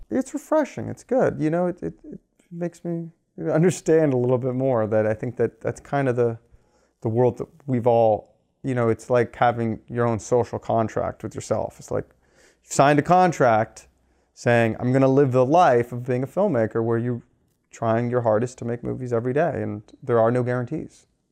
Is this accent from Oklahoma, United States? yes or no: no; Los Angeles, California, United States; I grew up in Los Angeles.